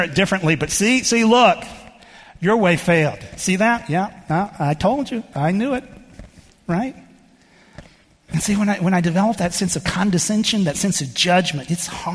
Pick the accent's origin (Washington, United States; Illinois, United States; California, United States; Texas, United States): Texas, United States; moved away; I grew up in the Southern Baptist Church in Texas, and much of my experience growing up was in that denomination